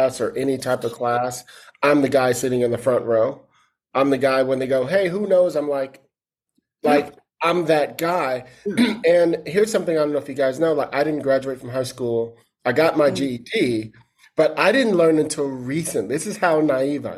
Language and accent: English; East Palo Alto, California, United States; also born or lived in Detroit / Brooklyn; I grew up in East Palo Alto, right? I was born in Detroit, lived in Brooklyn